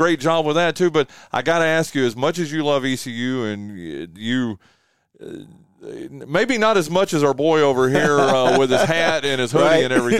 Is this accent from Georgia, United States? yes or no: no; North Carolina, United States; I'm from Western North Carolina, so mm-hmm. I'm a UNC Charlotte guy.